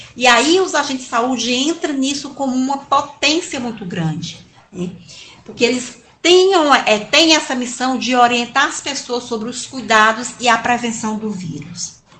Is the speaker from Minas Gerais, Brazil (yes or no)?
no; Sertão dos Inhamuns, Ceará, Brazil; sou sertaneja do sertão do Inhamuns